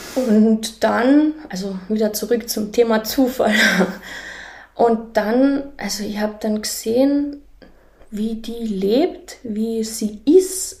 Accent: a small village near Völkermarkt, Carinthia, Austria; moved away; also born or lived in Klagenfurt / South Africa; ich bin in Klagenfurt geboren und aufgewachsen in einem kleinen Dorf in der Nähe vom Völkermarkt

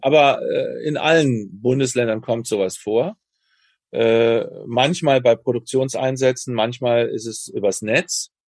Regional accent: Germany; moved away; also born or lived in United States; als Deutsche

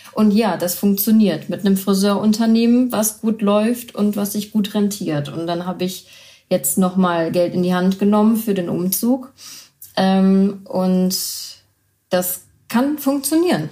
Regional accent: Düsseldorf, North Rhine-Westphalia, Germany; meine ganze Familie ist Düsseldorfer und äh, wir kennen das Brauchtum und ich bin im Brauchtum aufgewachsen

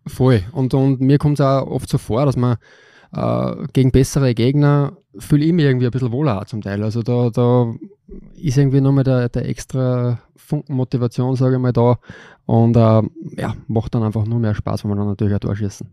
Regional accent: Linz, Upper Austria, Austria; Ich bin da aufgewachsen in Linz

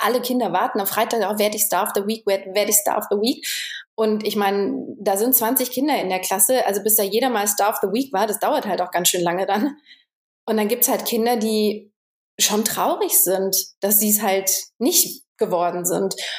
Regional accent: Germany; moved away as an adult; also born or lived in Romania; als Deutscher

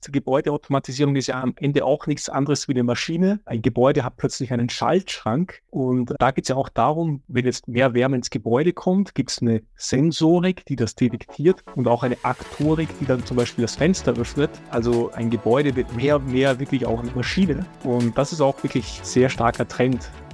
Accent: Austria; ich komme aus Österreich, da heißt BIM Straßenbahn

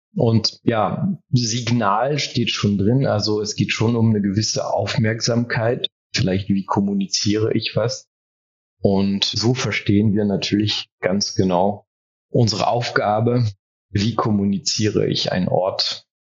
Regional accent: France; first language German and French (bilingual); moved away as an adult; now in Germany; Ich bin in Frankreich groß geworden und ich bin im zweisprachigen Kontext aufgewachsen

